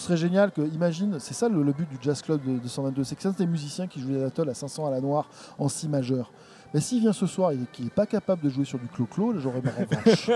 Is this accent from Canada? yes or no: no; France; je suis français